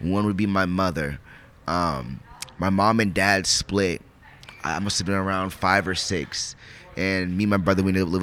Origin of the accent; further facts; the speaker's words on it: Spokane, Washington, United States; also born or lived in Bremerton, Washington; We moved from Bremerton over to Spokane. Actually, I was like 12. Moved to Spokane